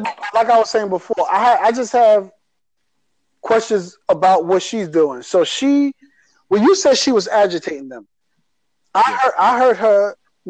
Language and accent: English; New York, United States; I'm from New York